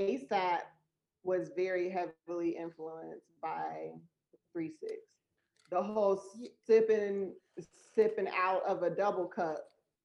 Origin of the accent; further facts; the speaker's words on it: Atlanta, Georgia, United States; Well, I'm from Atlanta.